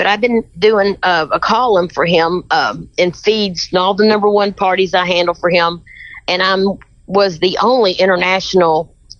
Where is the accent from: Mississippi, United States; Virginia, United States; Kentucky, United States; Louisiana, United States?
Kentucky, United States; I'm from Kentucky, honey.